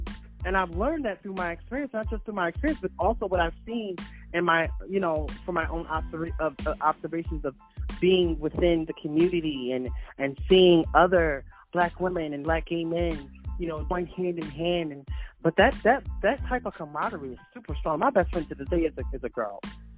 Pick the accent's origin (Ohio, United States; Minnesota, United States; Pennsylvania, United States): Pennsylvania, United States; Philadelphia; although I'm from Philadelphia, a lot of times I didn't grow up within the inner city.